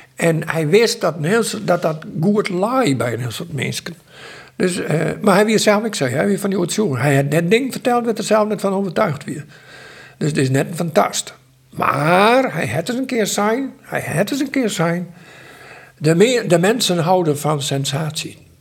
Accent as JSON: {"language": "Dutch", "town": "Sexbierum", "region": "Friesland", "country": "Netherlands", "tie": "born or raised there", "said": "ik kom uit Sijsberum"}